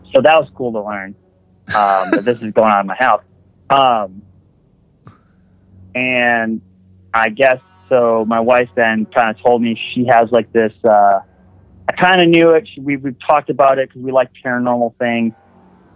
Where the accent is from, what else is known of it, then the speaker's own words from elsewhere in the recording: Wisconsin, United States; now in West Virginia, United States; I'm from Wisconsin